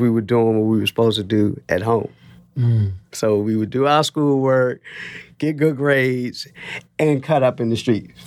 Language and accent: English; Washington, District of Columbia, United States; I'm a native Washingtonian. I was born in the Washington Hospital Center in 1971, right around the corner